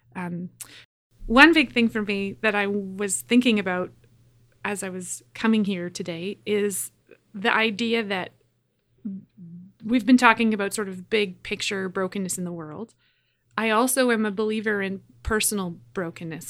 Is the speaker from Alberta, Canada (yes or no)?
yes; Edmonton, Alberta, Canada; I'm from Edmonton, Alberta. I grew up attending a Christian Reformed church